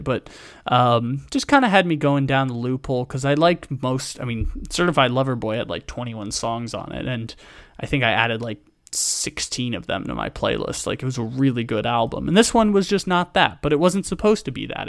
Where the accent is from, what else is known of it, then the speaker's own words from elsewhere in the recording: San Diego, California, United States; I grew up in San Diego